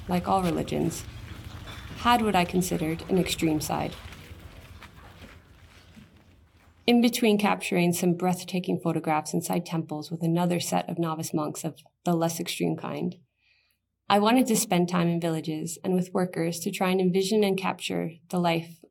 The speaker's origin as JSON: {"language": "English", "country": "United States", "said": "as an American"}